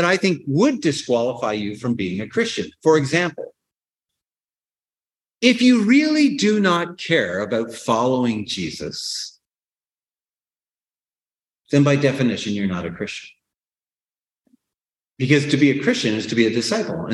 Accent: Canada; born or raised there

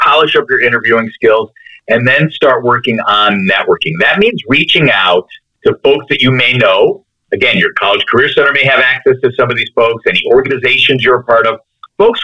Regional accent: Chicago, Illinois, United States; also born or lived in Connecticut; I'm from Chicago. I'm from the suburbs of Chicago

